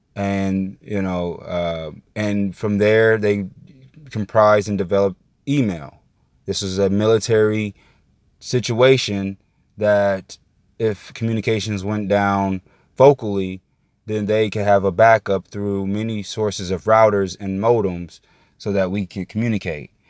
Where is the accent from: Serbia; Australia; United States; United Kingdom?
United States; Indiana; now in Florida, United States; I'm from Indiana.